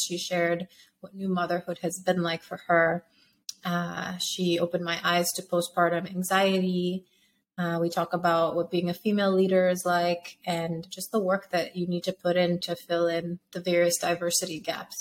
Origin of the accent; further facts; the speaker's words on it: Sierra Leone; moved away; I grew up in Sierra Leone.